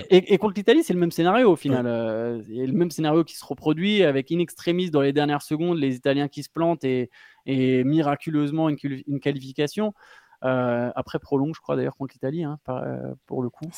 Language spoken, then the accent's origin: French; France; en tant que Français